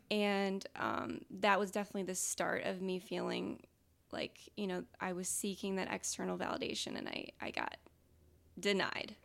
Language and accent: English; Rockford, Illinois, United States; I was born and raised in Rockford